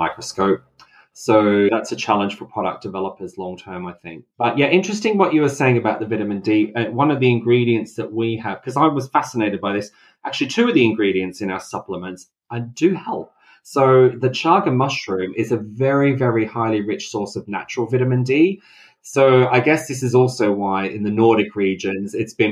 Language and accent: English; Australia; I grew up in Australia